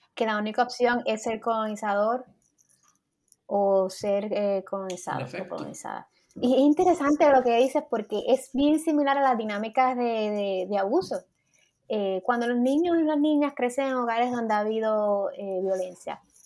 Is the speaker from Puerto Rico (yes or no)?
yes; Puerto Rico; nosotros pensamos como boricuas